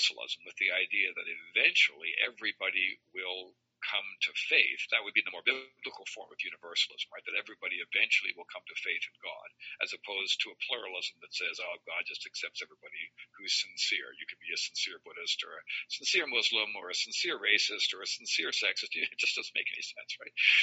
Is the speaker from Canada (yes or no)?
yes; Ontario, Canada; moved away as an adult; also born or lived in Alberta / Chicago / Iowa / Manitoba; I was raised in Ontario and went through public schools